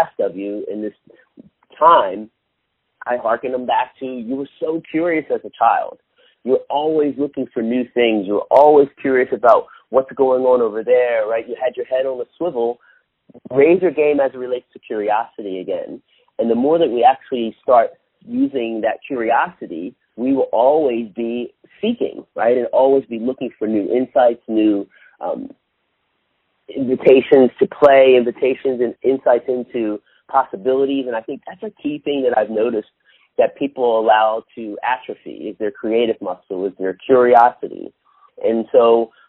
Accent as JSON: {"language": "English", "town": "Philadelphia", "region": "Pennsylvania", "country": "United States", "said": "I'm from Philly"}